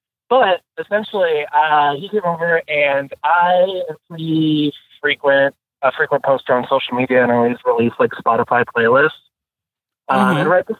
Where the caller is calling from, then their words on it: Des Moines, Iowa, United States; I'm 26. I live in Des Moines, Iowa. It's a thrilling metropolis of a city.